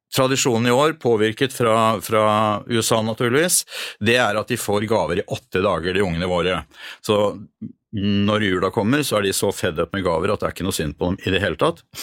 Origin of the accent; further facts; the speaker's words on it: Norway; Eh, ja, jeg er norsk, men ikke en kristen nordmann.